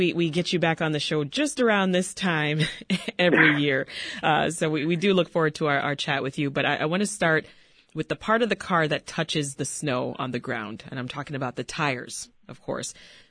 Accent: Toronto, Ontario, Canada; moved away as an adult; also born or lived in Washington, District of Columbia, United States; now in United States; I'm from Toronto

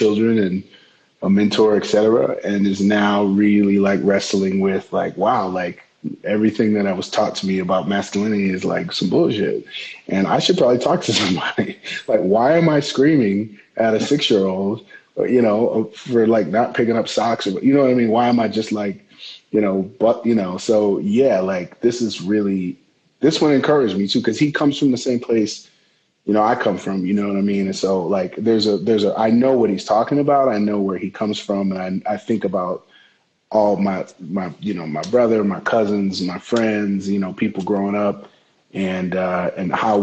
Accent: Detroit, Michigan, United States; the D, my hometown

